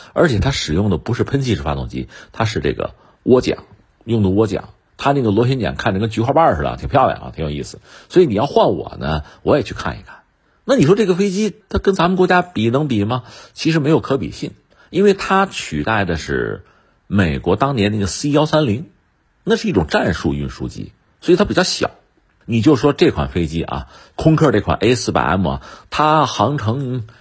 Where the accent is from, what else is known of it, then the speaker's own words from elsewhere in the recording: China; 作为一个中国人